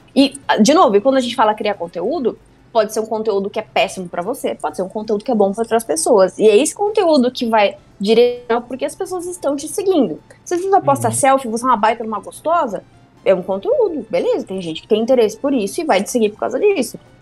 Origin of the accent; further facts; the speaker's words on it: Mafra, Santa Catarina, Brazil; moved away; eu sou do interior de Santa Catarina, de Mafra